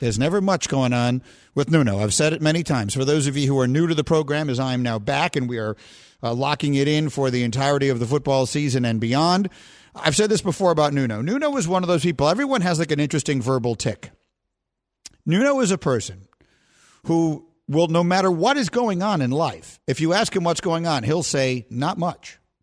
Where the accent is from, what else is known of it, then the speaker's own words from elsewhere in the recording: New York, United States; I grew up in New York